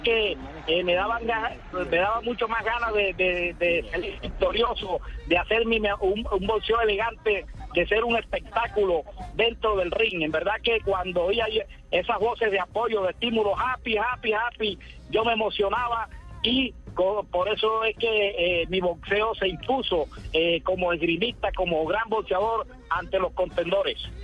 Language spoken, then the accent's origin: Spanish; Córdoba, Colombia; para Córdoba, para mi tierra natal